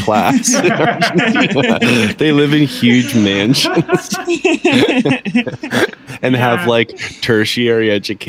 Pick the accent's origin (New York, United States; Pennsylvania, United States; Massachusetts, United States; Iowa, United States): Massachusetts, United States; Boston; But I grew up in Boston instead, you know?